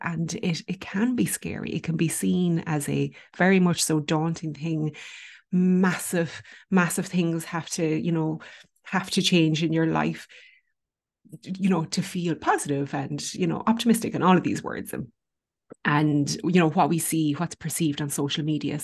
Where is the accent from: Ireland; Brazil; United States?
Ireland